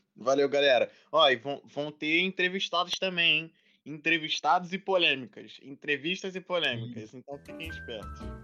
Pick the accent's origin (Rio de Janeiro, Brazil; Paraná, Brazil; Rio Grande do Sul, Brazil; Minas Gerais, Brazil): Rio de Janeiro, Brazil; A gente vem da Zona Norte de Irajá.